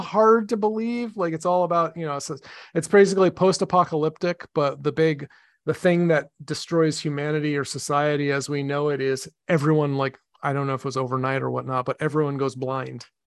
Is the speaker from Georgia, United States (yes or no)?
no; Medford, Massachusetts, United States; Medford in my hometown